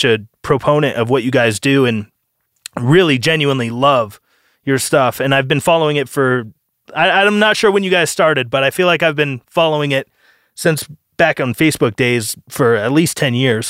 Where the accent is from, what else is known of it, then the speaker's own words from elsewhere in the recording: United States; I'm an American